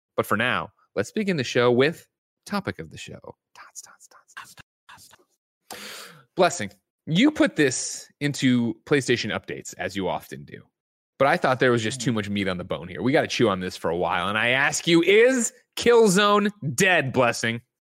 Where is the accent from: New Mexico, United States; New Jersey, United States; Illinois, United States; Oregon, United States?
Illinois, United States